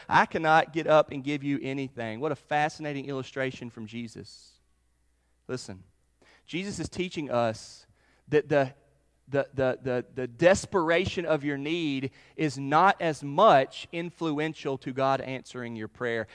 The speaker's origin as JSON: {"language": "English", "town": "Charlotte", "region": "North Carolina", "country": "United States", "tie": "born or raised there", "said": "I grew up in Charlotte, North Carolina."}